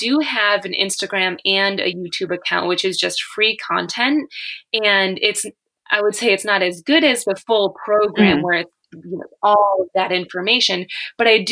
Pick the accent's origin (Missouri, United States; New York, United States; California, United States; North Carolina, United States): New York, United States; near Buffalo; I'm from near Buffalo, New York